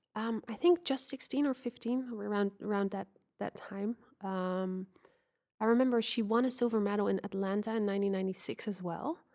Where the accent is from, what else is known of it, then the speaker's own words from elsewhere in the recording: Netherlands; I grew up in the Netherlands